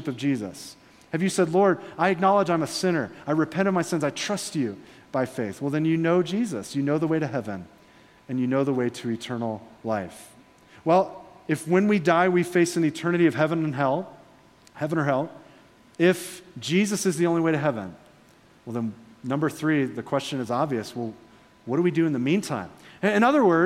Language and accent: English; Florida, United States; I'm from Florida.